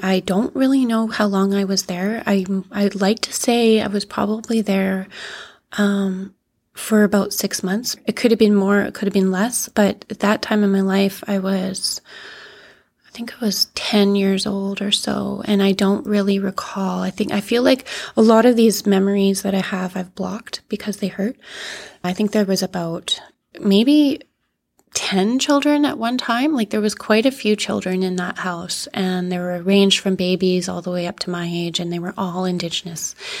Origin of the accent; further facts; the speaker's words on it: Yellowknife, Northwest Territories, Canada; also born or lived in Northern Ontario; growing up in Yellowknife, um, once I actually ended up staying here